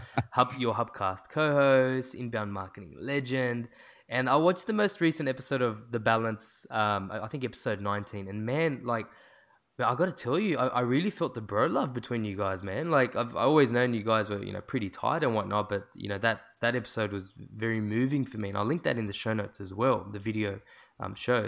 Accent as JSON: {"language": "English", "town": "Sydney", "region": "New South Wales", "country": "Australia", "said": "I'm from Sydney"}